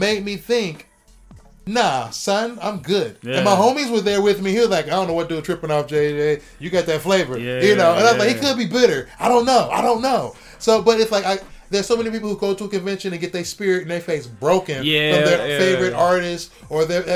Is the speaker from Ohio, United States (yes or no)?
yes; Ohio, United States; me growing up in Ohio